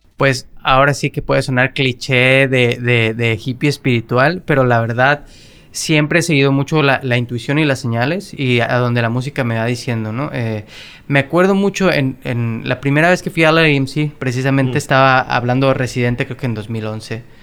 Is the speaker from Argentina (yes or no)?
no; Mexico; now in Los Angeles, United States; estas historias y estas leyendas con las que crecimos como mexicanos